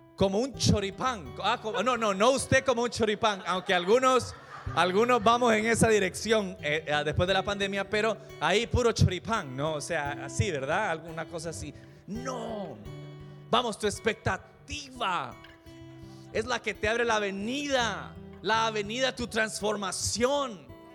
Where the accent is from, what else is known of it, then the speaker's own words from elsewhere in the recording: El Salvador; Yo crecí en El Salvador